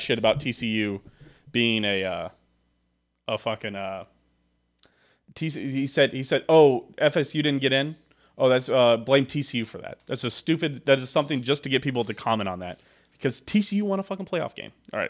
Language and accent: English; Kansas City, Missouri, United States; we grew up in Kansas City